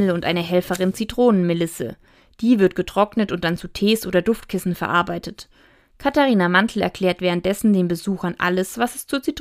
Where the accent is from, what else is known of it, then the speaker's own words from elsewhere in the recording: Würzburg, Bavaria, Germany; Ich komme aus Würzburg und es ist so nah.